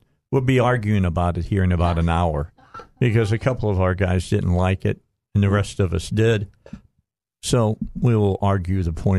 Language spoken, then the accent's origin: English; Northwest Indiana, United States; also born or lived in Cabot, Arkansas; now in Arkansas, United States; I grew up in Northwest Indiana, right outside of Chicago.